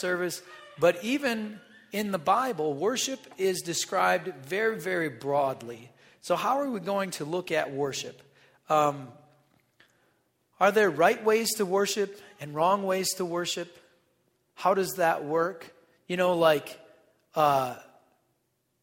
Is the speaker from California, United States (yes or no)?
no; North Dakota, United States; I'm from North Dakota